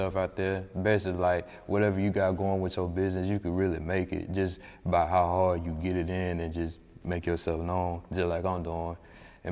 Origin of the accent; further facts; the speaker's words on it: Atlanta, Georgia, United States; moved away as an adult; now in Huntsville, United States; I may move back here to my hometown